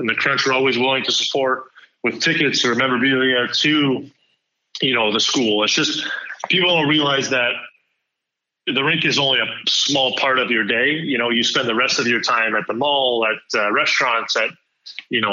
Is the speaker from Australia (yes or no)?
no; Montreal, Quebec, Canada; moved away; growing up in Montreal, speaking French